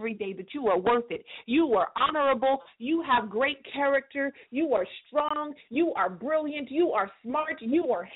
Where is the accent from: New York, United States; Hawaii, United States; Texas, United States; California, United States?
California, United States; my hometown, the 209